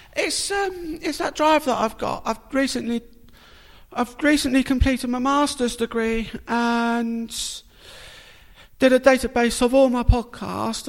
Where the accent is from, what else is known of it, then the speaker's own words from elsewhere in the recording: Portsmouth, South East England, United Kingdom; I was born in Portsmouth.